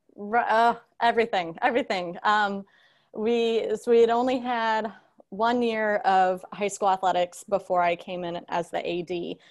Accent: Seffner, Florida, United States; also born or lived in Ohio; I grew up in Sefner, Florida, Tampa Bay area

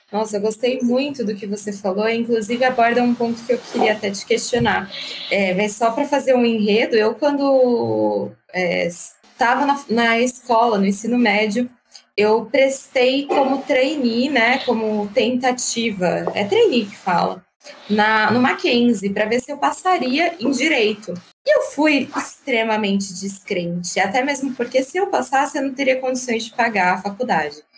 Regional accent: Francisco Morato, São Paulo, Brazil; eu cresci em Francisco Murato, que é uma cidade mais periférica

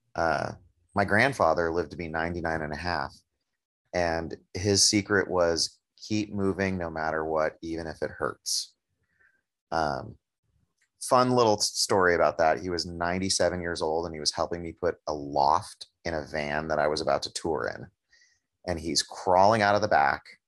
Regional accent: Oakland, California, United States; having it be in my hometown, you know, I'm, I, I know that I'm incredibly privileged to be able to buy a home in Oakland

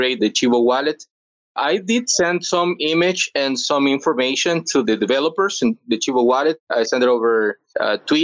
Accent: El Salvador; English is a second language; I'm from El Salvador. I've been living here all my life

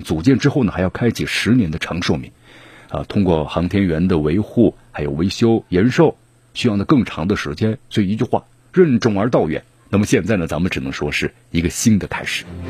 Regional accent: China; 我们中国人是聪明的，是强大的

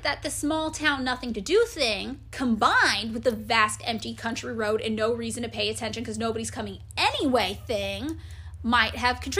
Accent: Fresno, California, United States; also born or lived in Santa Cruz, United States; now in Los Angeles, United States; I grew up in Fresno, which, you know, over 500,000 people live there. It's a city. It's not even a huge city

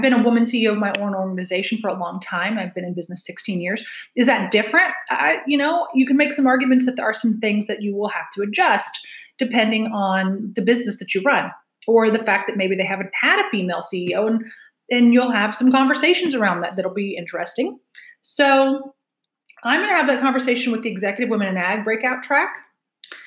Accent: Hoopeston, Illinois, United States; moved away as an adult; also born or lived in central Indiana; now in Indiana, United States; I grew up in central Illinois in a town called Hoopston. I live in central Indiana now, barely 2 hours away from where I grew up

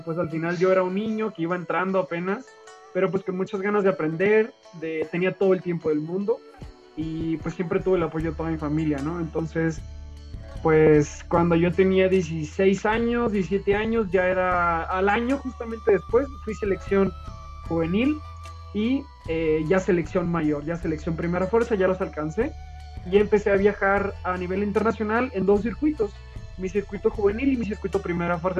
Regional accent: Tijuana, Baja California, Mexico; now in León, Mexico; Soy nacido en Tijuana, de padres sonorenses

